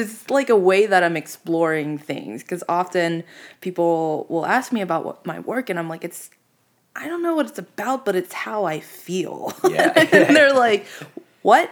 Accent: Pittsburgh, Pennsylvania, United States; now in Phoenix, United States; I'm from Pittsburgh

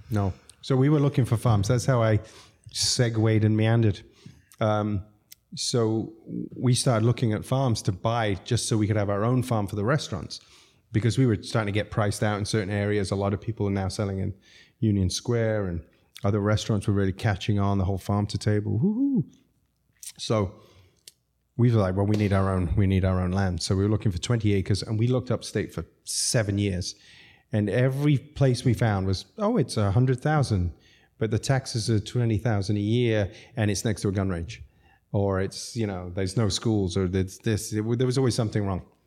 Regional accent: Zambia; moved away; also born or lived in London / New York City; I grew up in Zambia

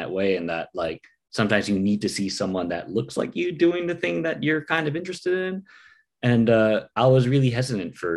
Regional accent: United States; a Filipino American

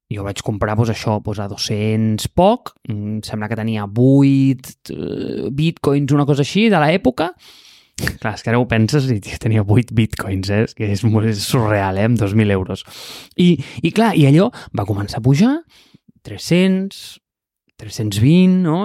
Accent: Catalonia, Spain; jo sóc un català

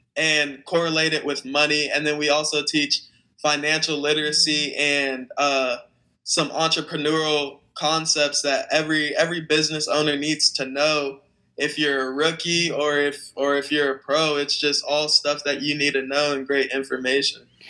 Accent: Phoenix, Arizona, United States; I'm 19 from Phoenix, Arizona

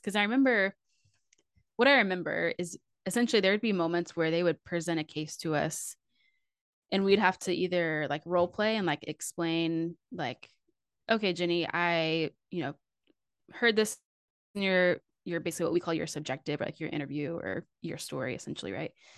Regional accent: Fort Worth, Texas, United States; I grew up in Fort Worth, Texas

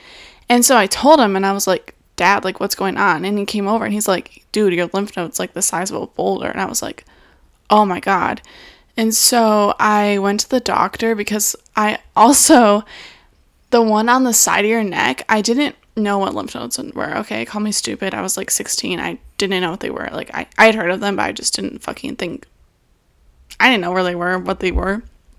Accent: Michigan, United States; I'm from Michigan

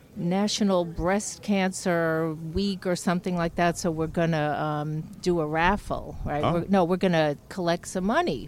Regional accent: New York, United States; New York.

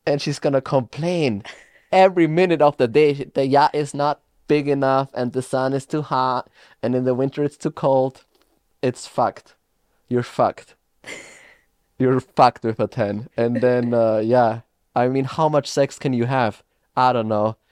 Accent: Austria; moved away; I am from Austria

